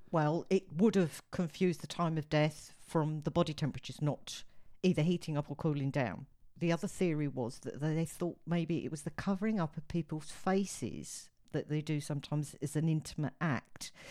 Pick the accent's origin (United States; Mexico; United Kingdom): United Kingdom; me being a Brit